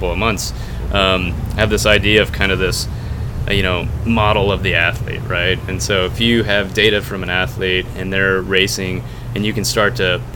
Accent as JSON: {"language": "English", "region": "Texas", "country": "United States", "said": "I'm from Texas"}